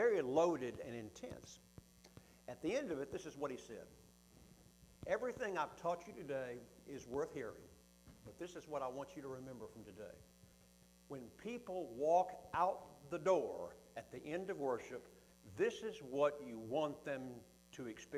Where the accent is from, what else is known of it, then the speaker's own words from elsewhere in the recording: Huntsville, Alabama, United States; my hometown of Huntsville, Alabama